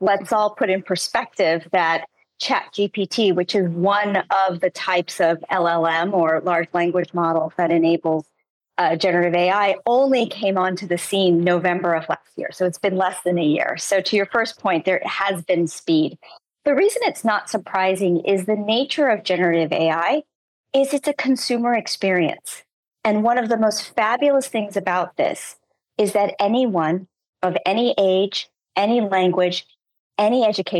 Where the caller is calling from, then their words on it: San Francisco, California, United States; I'm connecting from San Francisco.